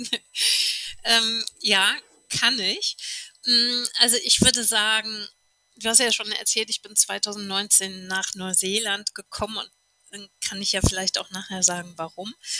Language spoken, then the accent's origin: German; a village an hour from Cologne, North Rhine-Westphalia, Germany; moved away as an adult; now in New Zealand; ich bin auf dem Kaff geboren, eine Stunde von Köln entfernt